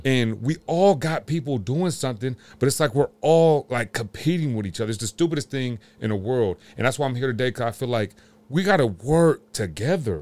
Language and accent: English; Sacramento, California, United States; I'm from Sacramento, California.